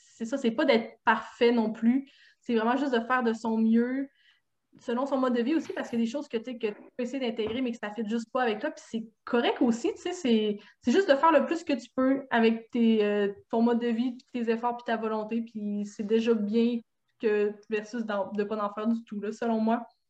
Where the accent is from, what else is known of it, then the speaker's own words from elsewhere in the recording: Saguenay, Quebec, Canada; je viens du Saguenay